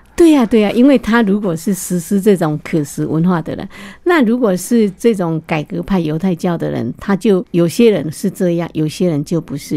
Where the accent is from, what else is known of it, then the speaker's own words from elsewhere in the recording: Taiwan; now in United States; 我们台湾人